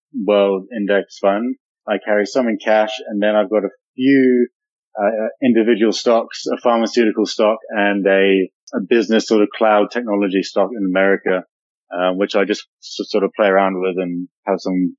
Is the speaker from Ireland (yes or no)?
no; New Zealand; I am born and raised in New Zealand and live down in the South Pacific side of the world.